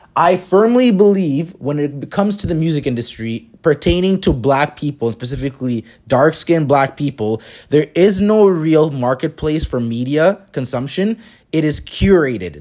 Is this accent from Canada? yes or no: yes; Toronto, Ontario, Canada; growing up in Toronto